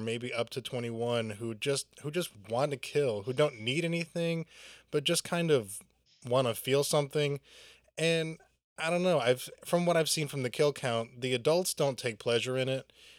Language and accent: English; Southern United States, United States; Growing up in the South, the country South, and being in high school during this time, there were a lot of country boys who thought the Purge would be great.